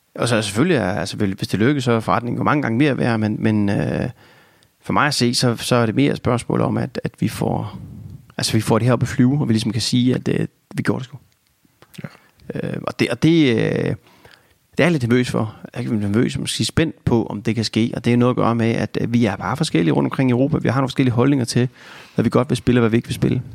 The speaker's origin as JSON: {"language": "Danish", "country": "Denmark", "said": "som dansker"}